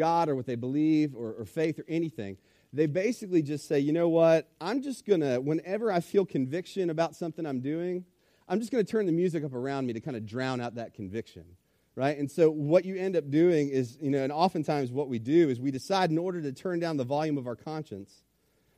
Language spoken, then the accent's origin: English; Richmond, Virginia, United States; I grew up in Richmond, Virginia, on the north side of town